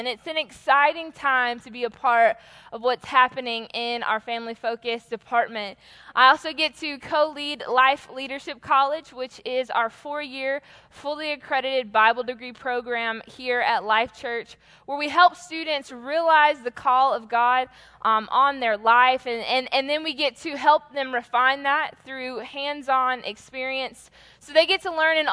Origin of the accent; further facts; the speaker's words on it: Atlanta, Georgia, United States; I am from Atlanta